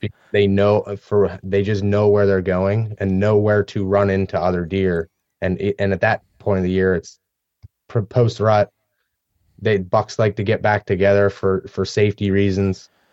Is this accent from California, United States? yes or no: no; central Pennsylvania, United States; I grew up here in Pennsylvania, more in the central part of the state